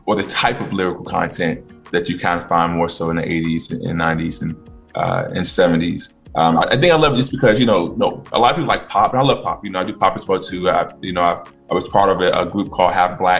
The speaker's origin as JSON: {"language": "English", "region": "Virginia", "country": "United States", "tie": "born or raised there", "moved": "yes", "said": "I am from Virginia, born and raised or raised in Virginia as a kid. Out in the country, though, like boonies."}